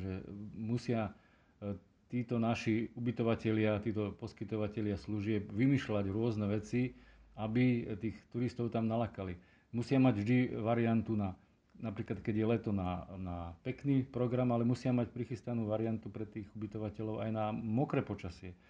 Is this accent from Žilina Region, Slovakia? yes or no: yes; Terchová, Žilina Region, Slovakia; pochádzam z Terchovej